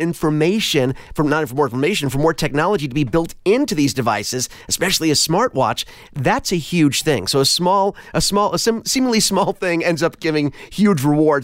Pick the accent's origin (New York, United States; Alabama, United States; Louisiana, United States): New York, United States; I'm a New Yorker. I grew up with that view from my window growing up of the World Trade Center.